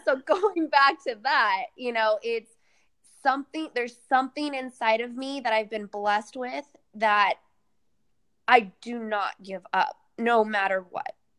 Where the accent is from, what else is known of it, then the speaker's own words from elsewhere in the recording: Sacramento, California, United States; My second show in my hometown, Sacramento